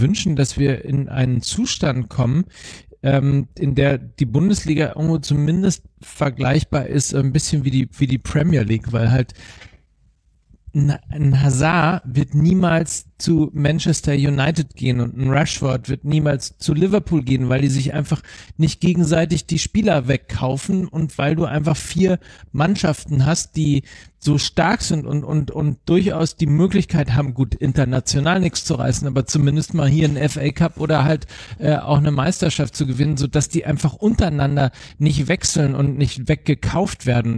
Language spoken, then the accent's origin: German; Germany; als, als, als Deutsche